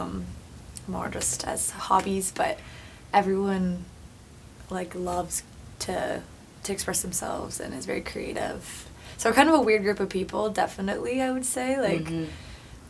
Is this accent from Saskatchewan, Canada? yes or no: yes; Saskatoon, Saskatchewan, Canada; moved away as an adult; now in Vancouver, Canada; I am from the prairies. I'm from Saskatoon, originally. Okay. And I moved out here about 5 years ago